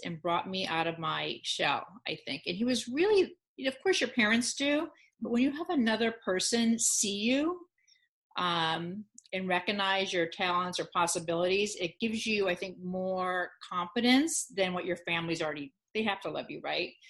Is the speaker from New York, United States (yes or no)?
no; the Valley, California, United States; accent: Valley girl; I grew up in the Valley